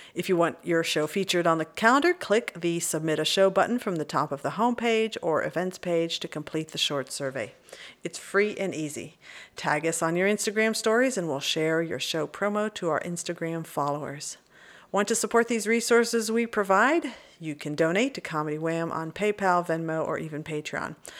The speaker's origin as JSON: {"language": "English", "town": "Burleson", "region": "Texas", "country": "United States", "tie": "born or raised there", "moved": "yes", "lives_now": "Austin, United States", "said": "I grew up in Burleson"}